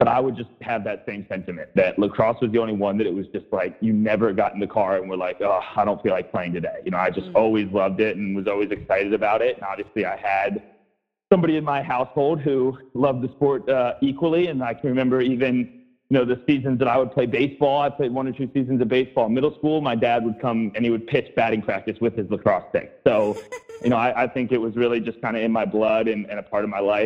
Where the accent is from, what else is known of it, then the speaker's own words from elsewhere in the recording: Atlanta, Georgia, United States; also born or lived in New York; growing up in Atlanta